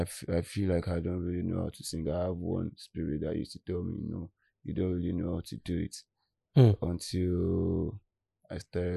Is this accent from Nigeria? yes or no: yes; Ikorodu, Lagos, Nigeria; That's where I grew up down in Ikorodu